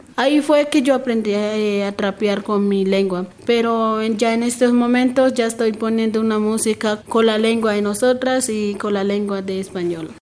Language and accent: Spanish; Bogotá, Colombia; Spanish is a second language; also born or lived in Chocó; yo terminé en bachillerato acá, mis estudios terminé acá, acá en Bogotá